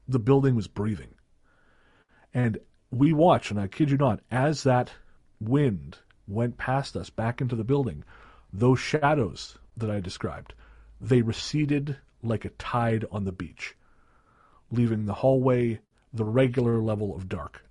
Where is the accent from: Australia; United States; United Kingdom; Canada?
Canada; Revelstoke, British Columbia; moved away; I went back to Revelstoke, which is my hometown